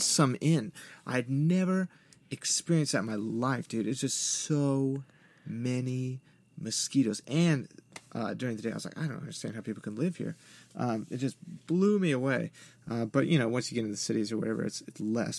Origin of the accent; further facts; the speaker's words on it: West Coast, United States; moved away; growing up on the West Coast